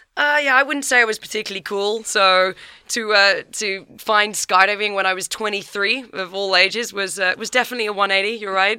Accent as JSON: {"language": "English", "area": "Kent", "region": "South East England", "country": "United Kingdom", "said": "I'm from Kent, so down south, just outside of London."}